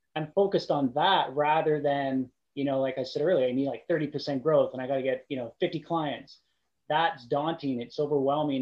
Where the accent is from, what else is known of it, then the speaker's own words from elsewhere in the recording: Qualicum Beach, British Columbia, Canada; I grew up in a small town. I grew up in Qualicum Beach.